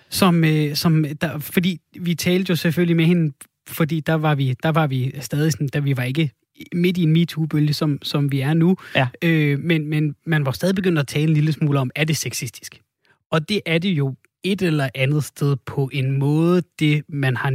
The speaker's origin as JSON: {"language": "Danish", "town": "Odense", "region": "Southern Denmark", "country": "Denmark", "said": "Du er fra, du er fra Odense? Jeg er fra Odense."}